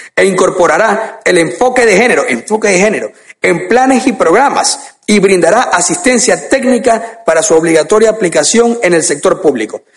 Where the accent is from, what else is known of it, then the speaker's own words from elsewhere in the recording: Guayaquil, Guayas, Ecuador; en mi país, Ecuador